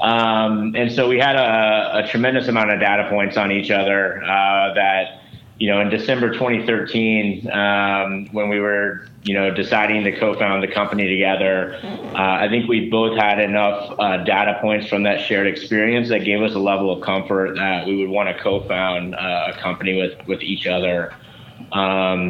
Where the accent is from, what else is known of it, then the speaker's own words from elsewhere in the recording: Cincinnati, Ohio, United States; moved away as an adult; also born or lived in North Carolina / Stanford, California; I grew up in Cincinnati, Ohio